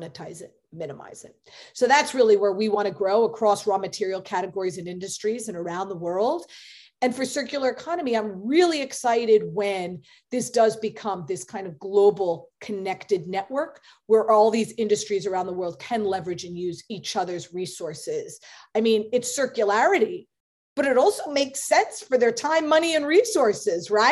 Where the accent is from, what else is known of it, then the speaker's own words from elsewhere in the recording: New York, United States; Obviously I'm a New Yorker